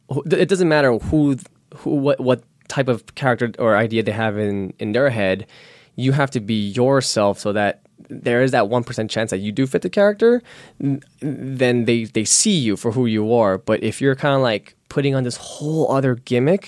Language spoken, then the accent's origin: English; New York City, New York, United States; accent: New York; moved away; I'm born and raised in Queens, New York, so when I talk, I have a New York accent that comes out sometimes